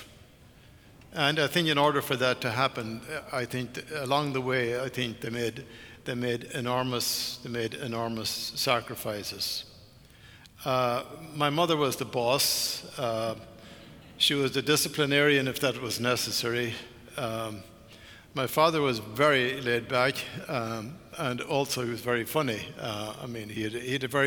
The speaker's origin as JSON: {"language": "English", "country": "Ireland", "tie": "born or raised there", "said": "Ireland, my home country"}